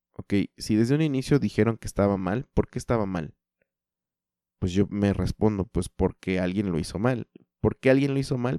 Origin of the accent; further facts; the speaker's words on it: eastern Mexico City metropolitan area, State of Mexico, Mexico; yo soy del Estado de México, la zona metropolitana de la Ciudad de México, al oriente.